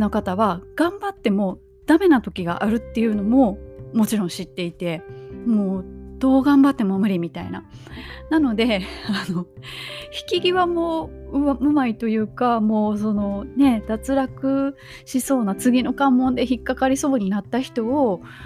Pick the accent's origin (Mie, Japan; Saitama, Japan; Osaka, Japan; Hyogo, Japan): Hyogo, Japan; Kobe; 私が神戸出身